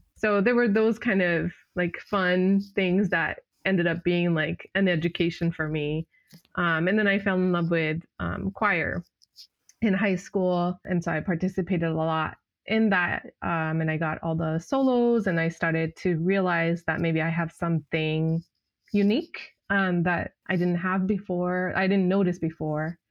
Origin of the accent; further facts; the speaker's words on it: Japan; now in United States; growing up in Japan